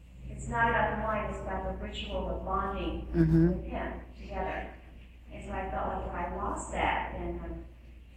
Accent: the South, United States; I'm from the South, and that's called a teetotaler

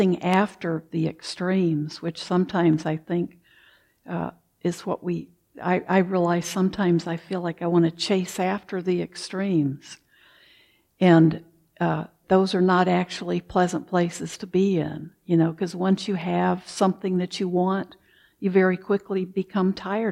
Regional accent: the South, United States; moved away; also born or lived in Wisconsin; I grew up in the South, so we didn't have basements

